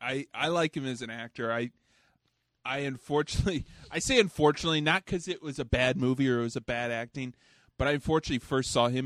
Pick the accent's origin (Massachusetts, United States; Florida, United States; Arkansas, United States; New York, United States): Arkansas, United States; We're from Arkansas.